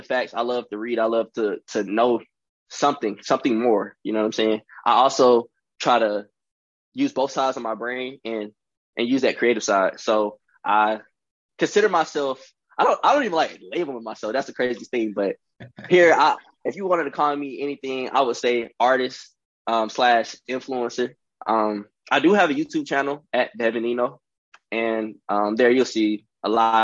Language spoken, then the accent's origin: English; Charlotte, North Carolina, United States; I am from Charlotte, North Carolina